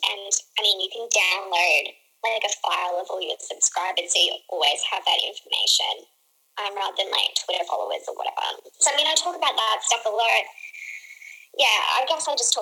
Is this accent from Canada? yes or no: no; Australia; I'm Australian